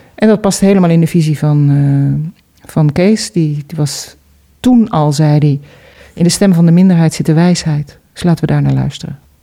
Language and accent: Dutch; Amsterdam, North Holland, Netherlands; moved away; ik kom uit Amsterdam